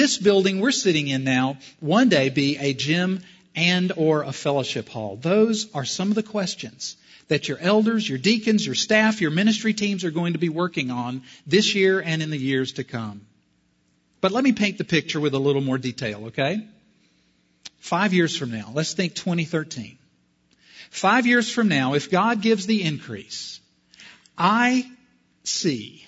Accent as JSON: {"language": "English", "region": "South Carolina", "country": "United States", "said": "I'm from South Carolina"}